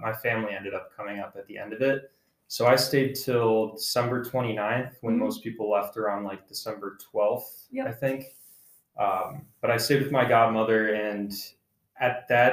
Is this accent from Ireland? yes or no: no; United States; as an American